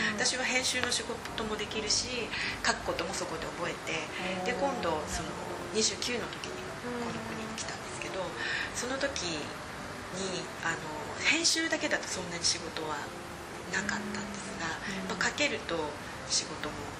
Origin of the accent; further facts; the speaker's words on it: Okayama, Japan; moved away as an adult; now in London, United Kingdom; 私岡山の出身なんですけれども岡山の女子大に行ったんですね